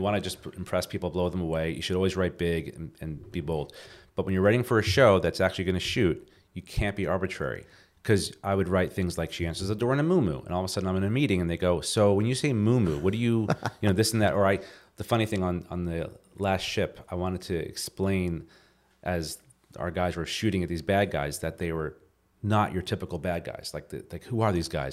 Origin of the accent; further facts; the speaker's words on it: New Jersey, United States; moved away as an adult; now in Los Angeles, United States; growing up in New Jersey